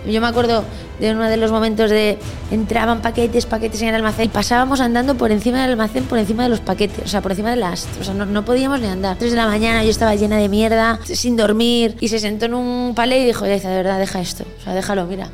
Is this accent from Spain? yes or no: yes; a village in Galicia, Spain; moved away as an adult; now in Madrid, Spain; yo vengo de un pueblo de Galicia, ni siquiera vengo de, la ciudad, ¿sabes? Entonces, en mi casa, los huevos que se comían eran de las gallinas de abajo